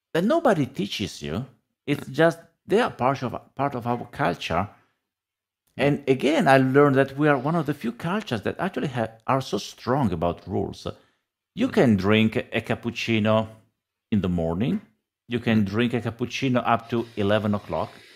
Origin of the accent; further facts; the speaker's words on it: Italy; I was born in Italy